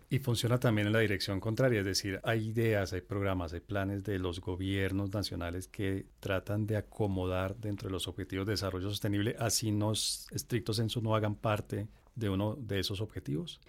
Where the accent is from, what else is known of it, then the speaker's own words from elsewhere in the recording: Colombia; como colombianos